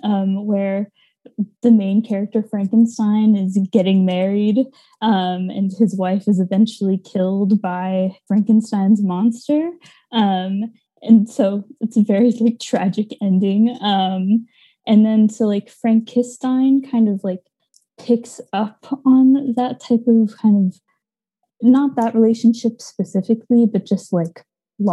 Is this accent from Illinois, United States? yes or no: no; North Shore of Kauai, Hawaii, United States; moved away as an adult; also born or lived in Portland, Oregon; I grew up on the North Shore of Kauai, in Hawaii